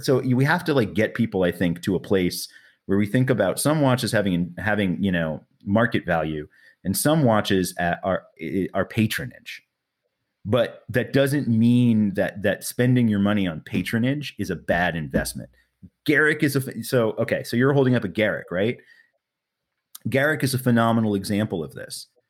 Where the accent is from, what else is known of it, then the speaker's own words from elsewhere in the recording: New York City, New York, United States; moved away as an adult; now in California, United States; New York City, man. I grew up in Manhattan